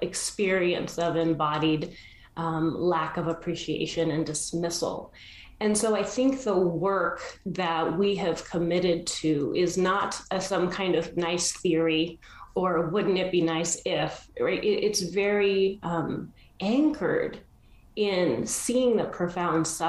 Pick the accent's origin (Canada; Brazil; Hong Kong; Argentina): Argentina; I was born in Argentina